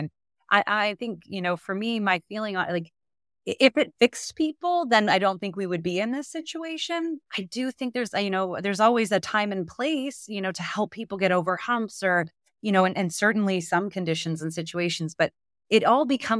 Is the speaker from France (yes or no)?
no; Canada; now in United States; what's so surprising as a Canadian in the US